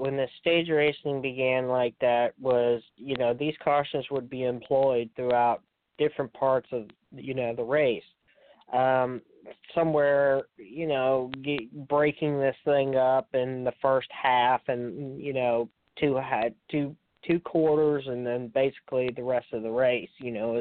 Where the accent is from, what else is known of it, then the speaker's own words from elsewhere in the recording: near Richmond, Virginia, United States; my hometown here near Richmond, Virginia.